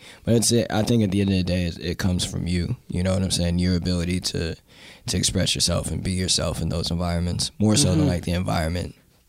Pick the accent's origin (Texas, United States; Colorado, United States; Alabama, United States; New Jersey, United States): Colorado, United States; Denver; now in Los Angeles, United States; And even to this day, like my best friend that I grew up with in Denver lives in LA, like he moved out there with me at the same time.